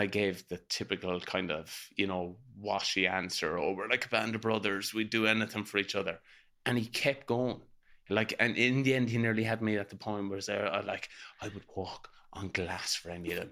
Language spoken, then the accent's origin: English; Ireland; as Irish people, it's vital we pass it down